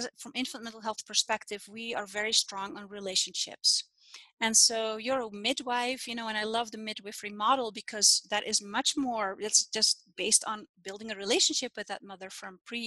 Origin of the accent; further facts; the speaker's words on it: Netherlands; now in Utah, United States; I'm Dutch. I'm from the Netherlands. And when I was born in that time, it was normal to be born at home